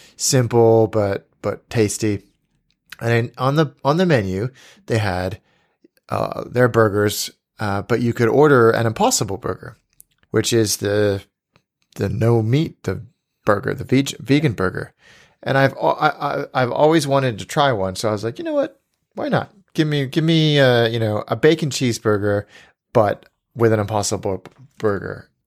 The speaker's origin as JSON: {"language": "English", "town": "Livermore", "region": "California", "country": "United States", "tie": "born or raised there", "moved": "yes", "said": "I went to an ale house in my hometown called the First Street Ale House in Livermore, California."}